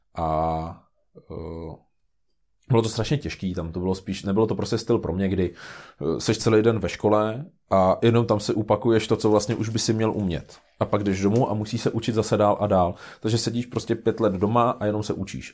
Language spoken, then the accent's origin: Czech; Karlštejn, Central Bohemian Region, Czechia; já pocházím z Karstejna